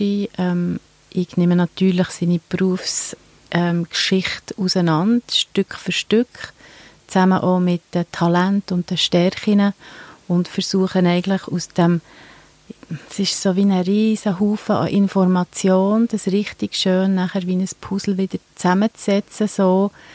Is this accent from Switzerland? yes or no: yes; Switzerland; bei uns in der Schweiz